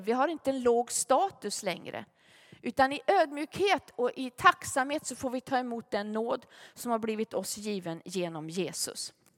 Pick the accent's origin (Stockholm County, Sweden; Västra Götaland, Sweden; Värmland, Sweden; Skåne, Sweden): Värmland, Sweden; Gunnarskog; vi hade en i församlingen hemma i Gunnarskog